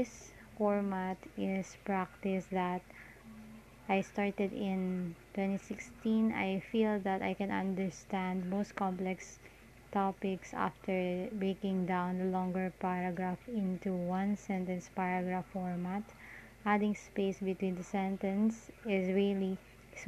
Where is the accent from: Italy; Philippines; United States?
Philippines; Parañaque, Metro Manila